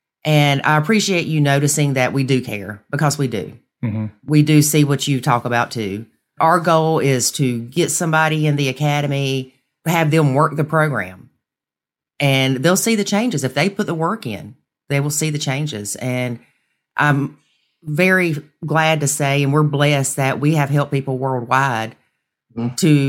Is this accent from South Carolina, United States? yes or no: yes; South Carolina, United States; South Carolina.